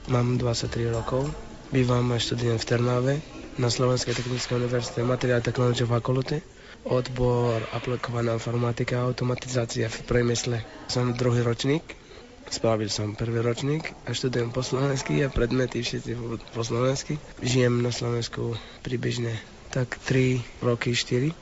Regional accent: Iraq; Slovak is a second language; now in Slovakia; som iráčan

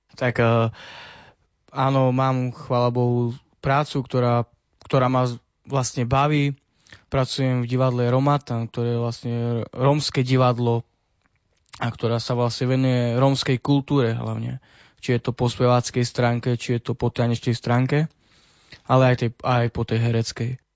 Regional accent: Čaklov, Prešov Region, Slovakia; also born or lived in Košice; pochádzam z eh, obce Čaklov, ktorá je blízko Brano nad Topľov

